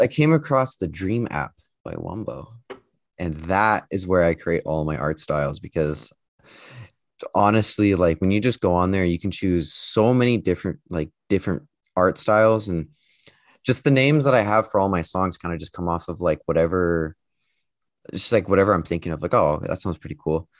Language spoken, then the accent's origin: English; United States; moved away; I'm actually from the States.